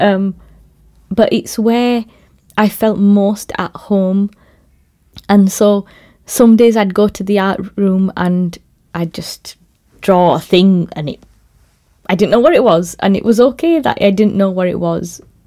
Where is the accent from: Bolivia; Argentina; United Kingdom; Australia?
United Kingdom; Bradford, Yorkshire and the Humber; I was born in Bradford.